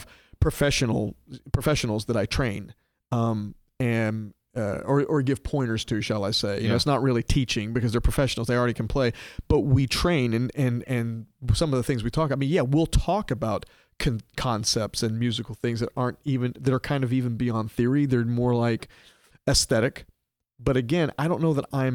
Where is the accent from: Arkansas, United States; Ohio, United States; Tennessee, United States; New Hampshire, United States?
Arkansas, United States; Little Rock; moved away as an adult; I grew up in Little Rock, Arkansas